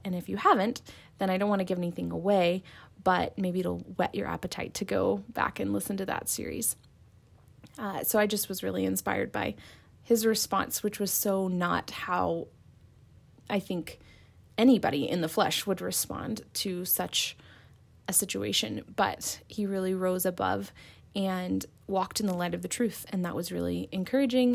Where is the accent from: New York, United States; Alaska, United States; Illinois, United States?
Illinois, United States; Chicago; I'm from Chicago, Illinois